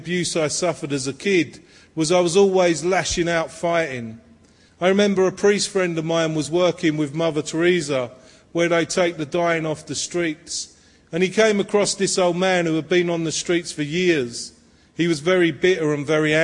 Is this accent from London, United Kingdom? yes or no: yes; London, United Kingdom; I was born in Walthamstow in the East End of London